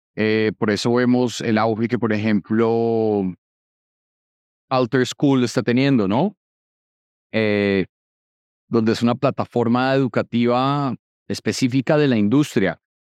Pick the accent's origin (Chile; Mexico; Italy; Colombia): Colombia; yo siendo colombiano